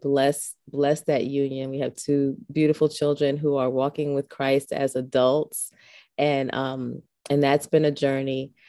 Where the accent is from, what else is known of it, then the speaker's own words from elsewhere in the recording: New York City, New York, United States; I was born and raised in the Boogie Down Bronx. Uh, it's my home.